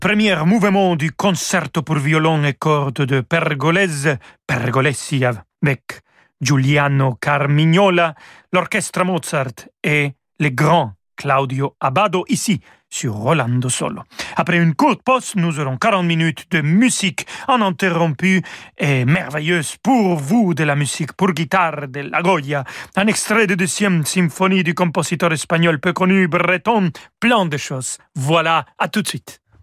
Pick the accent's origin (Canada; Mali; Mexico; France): Mexico; accent: Mexican; j'ai changé mon accent mexicain pour un petit accent argentin